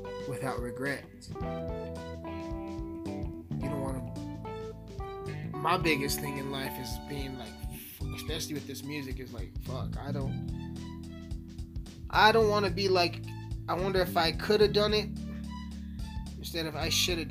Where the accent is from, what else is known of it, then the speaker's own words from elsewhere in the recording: Alamosa, Colorado, United States; also born or lived in Montrose, Colorado; I'm born and raised in Alamosa, man, the San Luis Valley